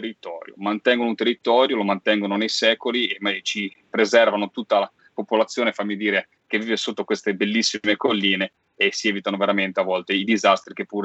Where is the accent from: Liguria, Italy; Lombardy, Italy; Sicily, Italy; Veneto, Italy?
Liguria, Italy; a vedere i muretti a secco delle Cinque Terre, l'agricoltura delle mie parti, cioè insomma questi muretti a secco sul mare